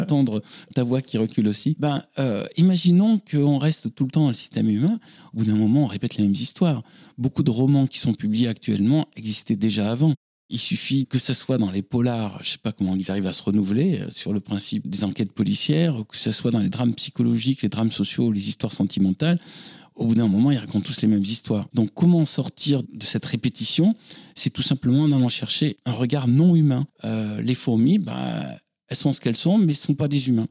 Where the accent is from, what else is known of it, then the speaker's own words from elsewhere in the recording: Toulouse, Occitania, France; moved away as an adult; also born or lived in Paris; Je suis né à Toulouse, dans le centre-ville, et plus précisément près de la cathédrale Saint-Étienne. Et j'ai dormi tous les soirs en entendant les cloches de la cathédrale